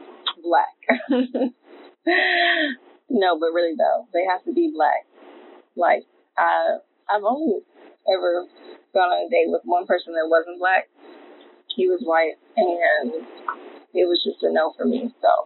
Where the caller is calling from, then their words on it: Detroit, Michigan, United States; I'm calling from Detroit.